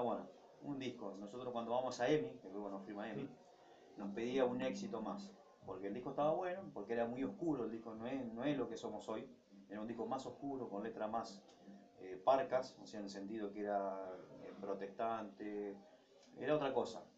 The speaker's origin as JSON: {"language": "Spanish", "town": "Ramallo", "region": "Buenos Aires Province", "country": "Argentina", "tie": "born or raised there", "moved": "yes", "lives_now": "Rosario, Argentina", "said": "en mi pueblo natal, que es Ramallo, a unos 80 kilómetros de aquí"}